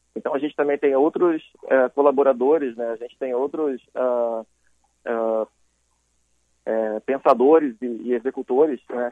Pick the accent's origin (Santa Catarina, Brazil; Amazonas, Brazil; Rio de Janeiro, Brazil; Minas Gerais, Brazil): Rio de Janeiro, Brazil; moved away as an adult; Eu sou carioca, é, nascido em Botafogo, criado na Zona Sul